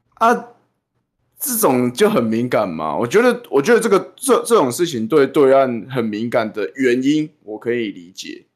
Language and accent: Chinese; Taiwan; 我们台湾本人在地人